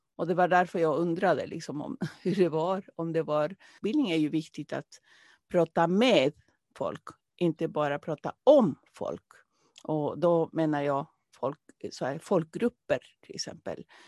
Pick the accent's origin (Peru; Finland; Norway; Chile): Peru; now in Sweden; jag kommer från Peru från början